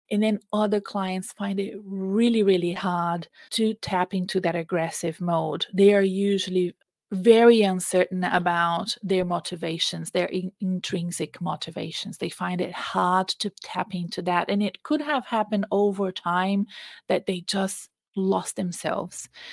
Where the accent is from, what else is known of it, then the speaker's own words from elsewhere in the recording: Brazil; English is a second language; now in Melbourne, Australia; I went to Brazil, which is my home country. You can tell I have an accent